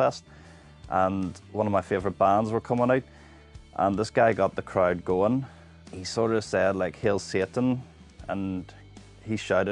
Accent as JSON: {"language": "English", "town": "Bangor", "region": "Northern Ireland", "country": "United Kingdom", "tie": "born or raised there", "also_born_or_lived": "Dundonald", "said": "I was born in the Donald but lived in Bangor most of my life."}